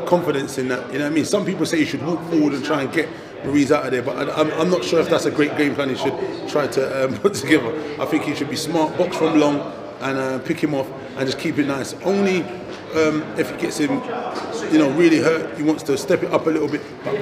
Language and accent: English; United Kingdom; as a British guy